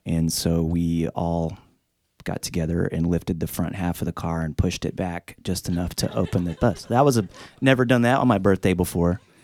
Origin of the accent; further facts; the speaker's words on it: Tulsa, Oklahoma, United States; where I grew up in Tulsa is a real unusual, um, city.